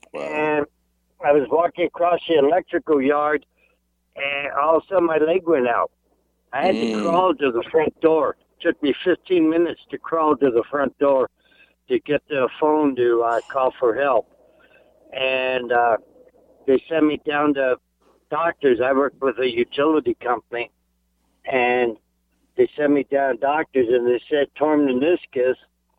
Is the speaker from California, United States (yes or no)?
yes; Santa Clarita, California, United States; In the valley in Santa Clarita.